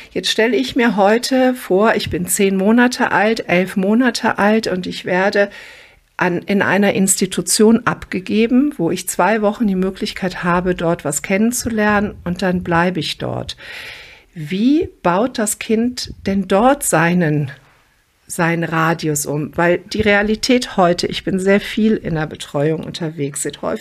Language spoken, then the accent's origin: German; Croatia; born there; Ich bin gebürtige Kroatin und war viel in unserem Dorf in Kroatien.